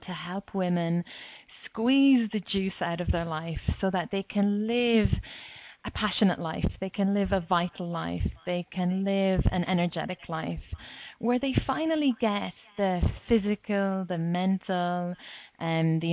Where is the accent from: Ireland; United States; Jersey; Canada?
Ireland; moved away as an adult; now in Australia; I'm Irish